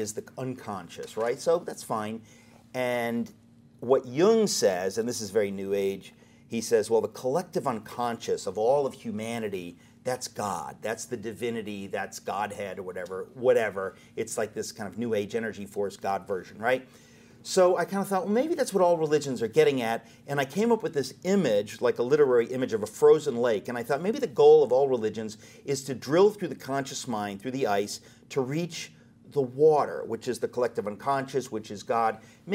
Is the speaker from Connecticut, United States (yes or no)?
yes; Danbury, Connecticut, United States; growing up in Danbury, Connecticut